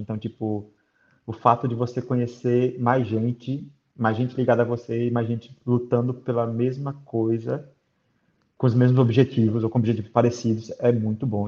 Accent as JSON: {"language": "Portuguese", "town": "Aracaju", "region": "Sergipe", "country": "Brazil", "tie": "born or raised there", "also_born_or_lived": "Rio de Janeiro", "moved": "as an adult", "lives_now": "Dublin, Ireland", "said": "eu nasci no Rio, mas morei minha vida toda em Aracaju"}